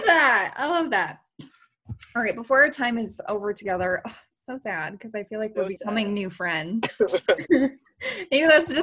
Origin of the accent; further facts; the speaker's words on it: Chicago, Illinois, United States; I'm from Chicago, so I know all about that.